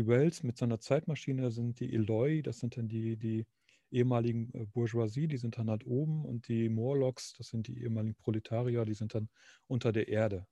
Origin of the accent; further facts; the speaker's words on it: Nordhorn, Lower Saxony, Germany; moved away as an adult; also born or lived in Münster; ich komme aus äh, eigentlich aus Nordhorn, also Grafschaft Bentheim.